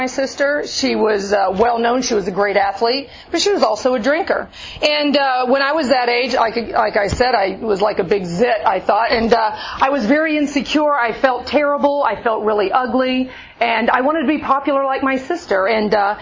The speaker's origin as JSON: {"language": "English", "town": "Alvin", "region": "Texas", "country": "United States", "tie": "born or raised there", "said": "I grew up in Alvin, Texas, a few hundred miles east of here"}